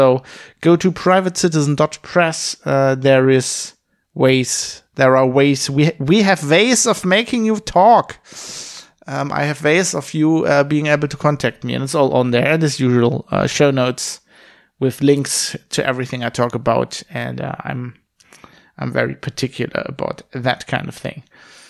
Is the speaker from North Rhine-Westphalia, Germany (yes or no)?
yes; Duisburg, North Rhine-Westphalia, Germany; English is a second language; I'm coming to you from my father's study in the house I grew up in Duisburg-Wehofen, in Germany.